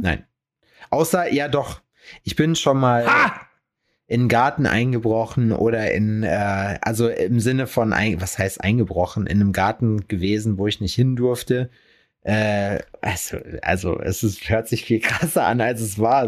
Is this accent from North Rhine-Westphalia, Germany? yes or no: yes; Lüdenscheid, North Rhine-Westphalia, Germany; moved away; bei uns in Lüdenscheid in der Heimat.